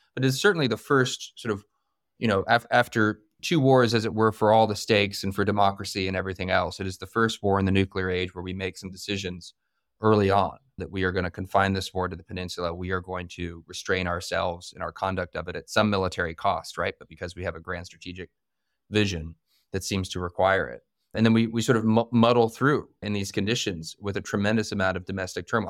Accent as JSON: {"language": "English", "region": "Northern Virginia", "country": "United States", "tie": "born or raised there", "said": "I grew up in Northern Virginia, so the Manassas battlefield is just down the street."}